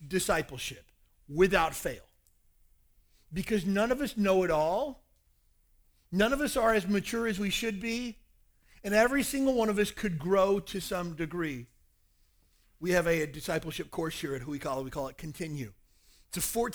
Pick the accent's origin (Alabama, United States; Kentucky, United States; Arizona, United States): Kentucky, United States; moved away; I spent my whole growing up years trying to get away from that place